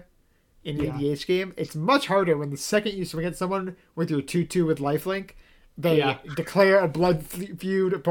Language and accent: English; Massachusetts, United States; my smarmy Massachusetts liberal side